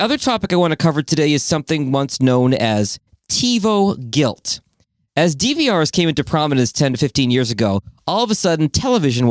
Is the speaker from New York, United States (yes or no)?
no; Boston, Massachusetts, United States; moved away; I grew up in Boston